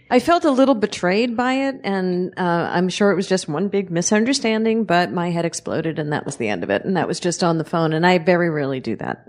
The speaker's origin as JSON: {"language": "English", "town": "New York City", "region": "New York", "country": "United States", "tie": "born or raised there", "said": "I was born and raised in the area of Last Exit to Brooklyn. I'm, I'm from Red Hook, Brooklyn"}